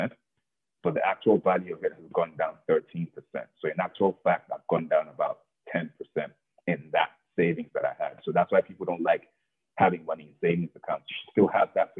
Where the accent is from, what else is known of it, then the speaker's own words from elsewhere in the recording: Lagos, Nigeria; when I was born in Lagos